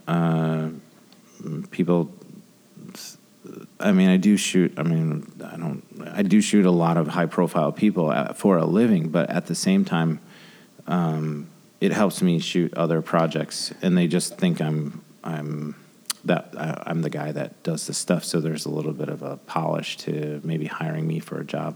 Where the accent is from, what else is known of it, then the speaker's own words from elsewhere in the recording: Grand Rapids, Michigan, United States; I'm from Grand Rapids.